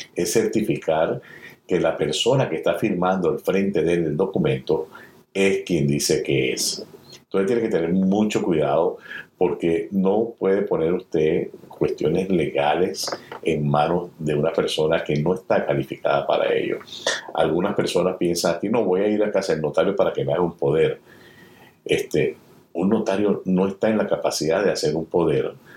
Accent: Venezuela; now in United States; mi país de origen, Venezuela

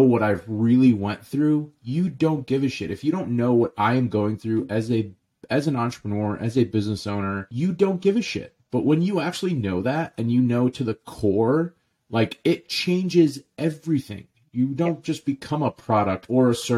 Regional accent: St. Louis, Missouri, United States; also born or lived in Jordan; my dad literally bought two restaurants in St. Louis, Missouri when I was 2 years old. So I literally grew up in the restaurants. We moved here from Jordan.

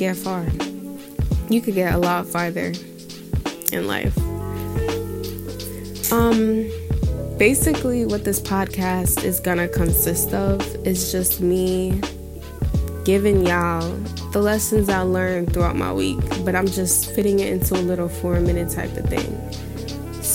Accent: New York, United States; I grew up in New York

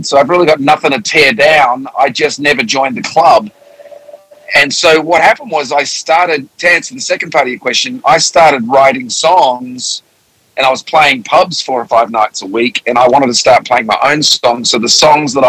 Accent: Melbourne, Victoria, Australia; moved away as an adult; also born or lived in England / Sydney; now in United States; I was born in England, and when I was 7, we moved to Australia

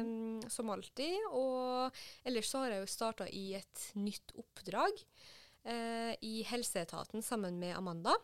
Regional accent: Trondheim, Trøndelag, Norway; moved away as an adult; now in Oslo, Norway; hjemme i Trondheim

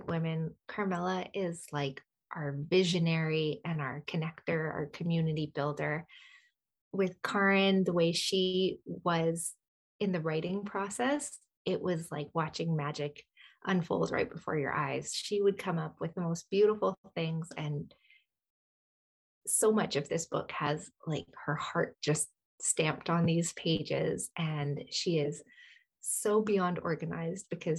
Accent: Canada; I was born and raised in Canada

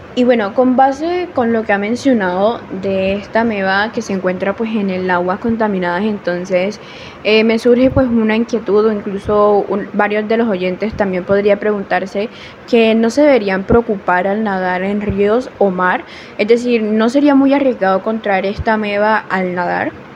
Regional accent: Córdoba, Colombia; soy de Córdoba, Colombia

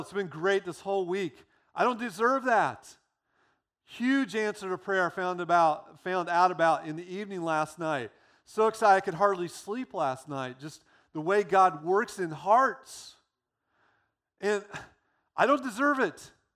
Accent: United States; being American

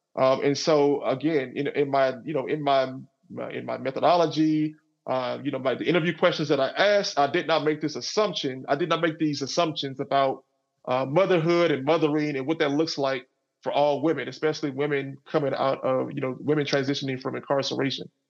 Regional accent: Garland, Texas, United States; I grew up in in in Garland, Texas, which is a suburb of Dallas. So I grew up in I grew up in the South

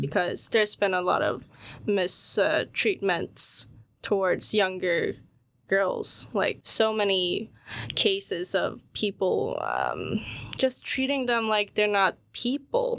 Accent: Sweden; when I was growing up in Sweden, like, um, even in school, I would be the only Asian kid there

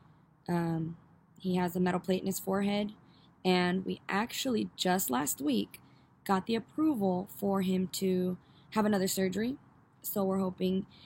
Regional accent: Northern California, United States; we are from Northern California. NorCal, baby

